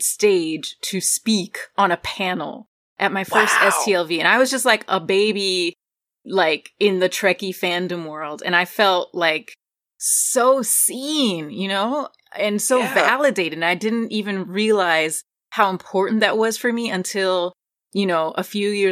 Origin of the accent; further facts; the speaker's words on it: Newark, New Jersey, United States; I grew up in a, like, mostly Black Caribbean Latino area in Newark, New Jersey.